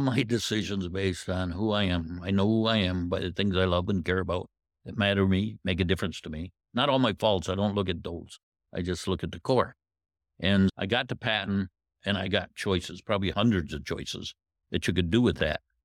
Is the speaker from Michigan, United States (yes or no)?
yes; Indiantown, Michigan, United States; I'm from Indian Town, which is, uh, in Saginaw County. I grew up on a farm